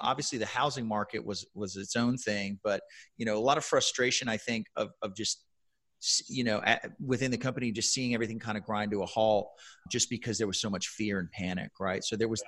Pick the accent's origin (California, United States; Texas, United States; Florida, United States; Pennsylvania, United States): Texas, United States; San Antonio; I was working for a very large tech employer in my hometown here in San Antonio